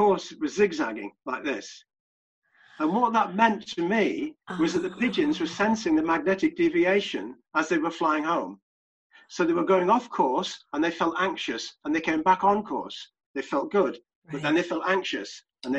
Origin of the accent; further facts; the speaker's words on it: Manchester, North West England, United Kingdom; I used to keep pigeons where I grew up in Manchester